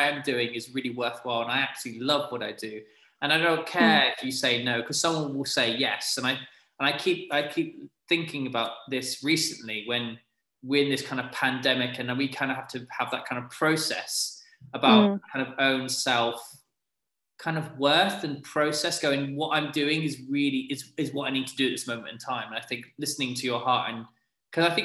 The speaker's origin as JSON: {"language": "English", "country": "United Kingdom", "said": "I'm British"}